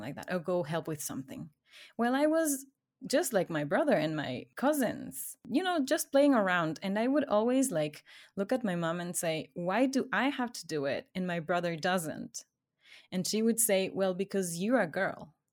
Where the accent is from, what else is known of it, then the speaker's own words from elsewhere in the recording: Ecuador; English is a second language; I grew up in Ecuador